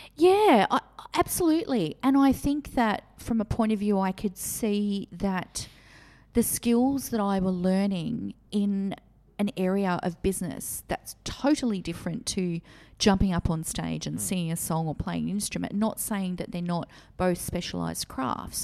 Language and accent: English; Maitland, New South Wales, Australia; the Maitland area. This was my hometown